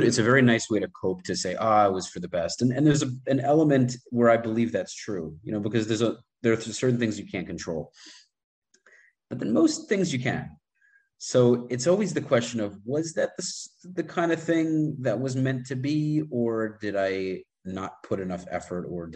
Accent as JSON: {"language": "English", "region": "New York", "country": "United States", "moved": "yes", "said": "being a former New Yorker"}